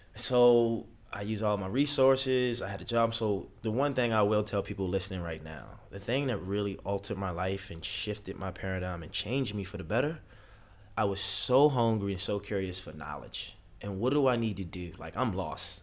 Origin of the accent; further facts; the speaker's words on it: Baltimore, Maryland, United States; moved away; also born or lived in Los Angeles; I'm from Baltimore City.